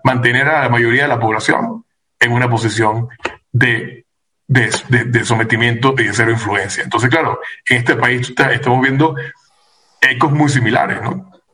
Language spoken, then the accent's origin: Spanish; Venezuela; now in United States; como venezolano te puedo decir